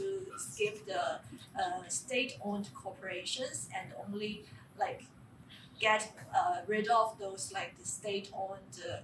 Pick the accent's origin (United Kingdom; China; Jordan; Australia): China; moved away; I'm also from China.